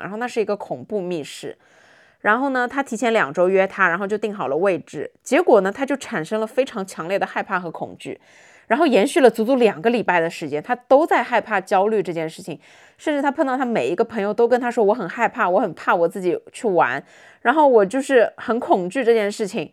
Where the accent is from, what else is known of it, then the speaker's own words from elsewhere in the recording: Shanghai, China; 我们很多上海人在上海学到的这些发音